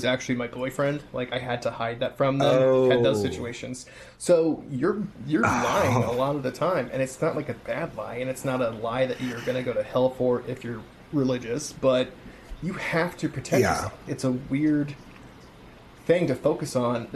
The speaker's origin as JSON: {"language": "English", "town": "Kansas City", "region": "Missouri", "country": "United States", "tie": "born or raised there", "said": "I stayed back in my hometown, and went to a university here"}